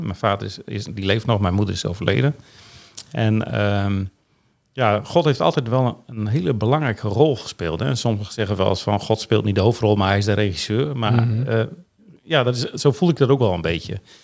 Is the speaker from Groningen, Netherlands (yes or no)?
yes; Veendam, Groningen, Netherlands; ik ben geboren in 14 juni 1960 in Veendam.